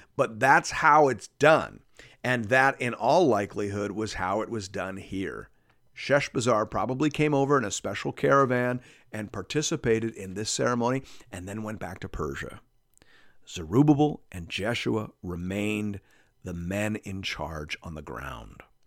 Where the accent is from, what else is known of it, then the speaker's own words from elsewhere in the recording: Canada; as a Canadian